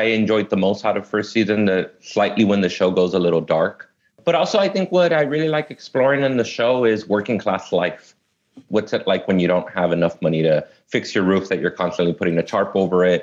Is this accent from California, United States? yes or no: yes; Los Angeles, California, United States; I was born and raised here in L.A. I grew up in South Central Los Angeles and Inglewood.